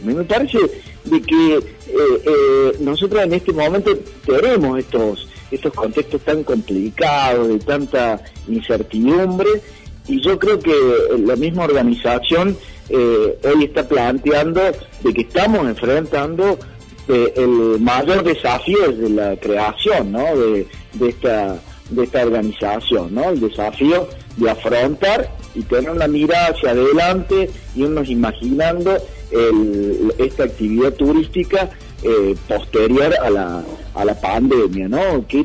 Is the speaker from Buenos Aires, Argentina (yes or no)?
no; Córdoba, Argentina; Con los 100 autos por ahí que somos acá del Valle de Calamuchita.